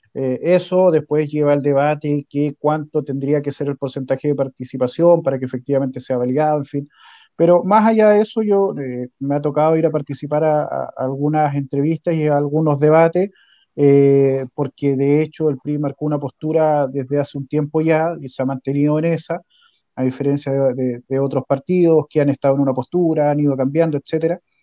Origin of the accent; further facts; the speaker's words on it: Puyehue, Los Lagos, Chile; now in Osorno, Chile; crecí en Puyehue